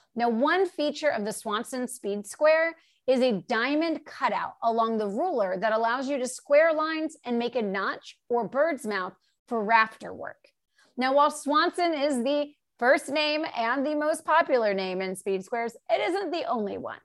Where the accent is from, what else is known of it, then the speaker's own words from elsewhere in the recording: the Carolinas, United States; now in Los Angeles, United States; I'm in LA and I grew up in the Carolinas